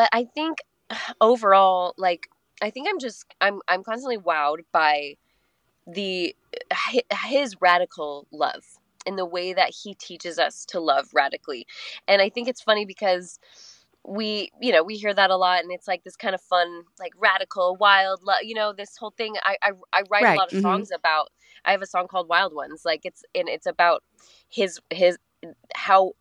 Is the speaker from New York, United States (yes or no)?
no; Colorado, United States; now in Nashville, United States; I grew up in Colorado and we always had the mountains to the west